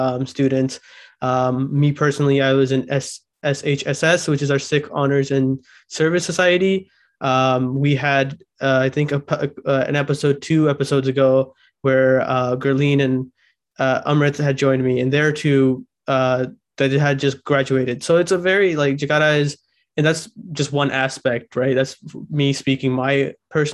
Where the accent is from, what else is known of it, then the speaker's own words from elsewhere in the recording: Sacramento, California, United States; I'm from Sacramento, and I actually was a part of a BPSHI workshop that was held at one of the gurdwara around my house.